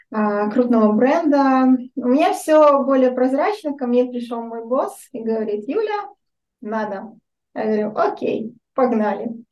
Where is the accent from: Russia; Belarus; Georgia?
Belarus; Minsk; да, мне 33 года. Я родом из Минска, живу сейчас тоже в Минске.